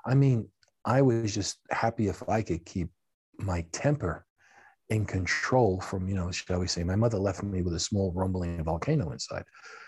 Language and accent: English; United States; Okay, I come from America, and for that matter, in Japan, okay?